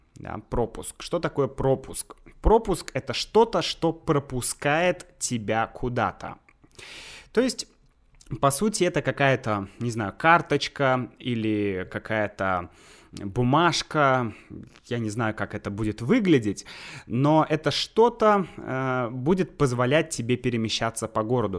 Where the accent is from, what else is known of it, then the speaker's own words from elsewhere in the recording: Saint Petersburg, Russia; moved away as an adult; also born or lived in Leningrad Oblast; now in Moscow, Russia; я сам из Санкт-Петербурга, и в Санкт-Петербурге находятся, ну, по сути, все мои родственники